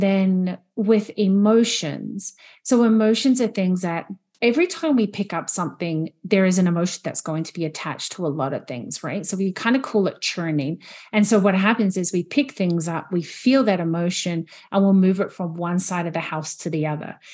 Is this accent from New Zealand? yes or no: yes; New Zealand; moved away as an adult; now in Canada; I'm originally from New Zealand, and I'm living in Canada at the moment. So being here for twelve years